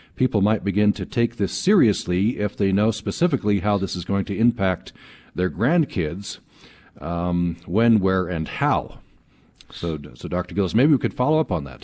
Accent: Vernal, Utah, United States; I grew up in Vernal.

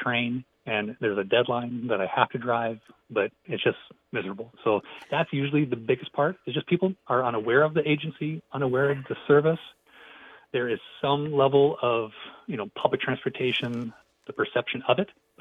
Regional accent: Midwest, United States; also born or lived in Inland Empire, California; now in California, United States; I grew up in the Midwest, did not use public transportation, moved to California, still drove.

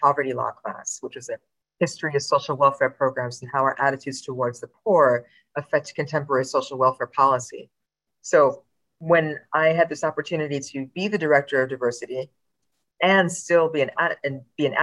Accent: Princeton Junction, New Jersey, United States; I grew up in New Jersey.

